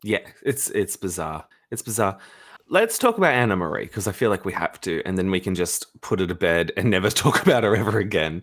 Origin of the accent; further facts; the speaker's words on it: Australia; we're Australian